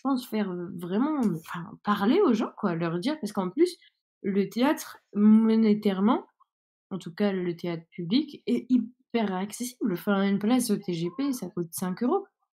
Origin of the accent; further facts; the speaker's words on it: Saint-Denis, Île-de-France, France; now in Strasbourg, France; moi j'habite maintenant à Strasbourg, mais là, par exemple, je suis à Saint-Denis et c'est donc là d'où je viens